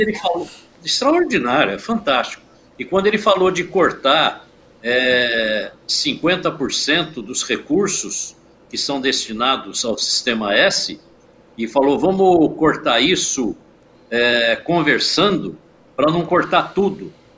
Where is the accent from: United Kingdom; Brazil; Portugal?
Brazil; Praia Grande, São Paulo; eu sou de Praia Grande.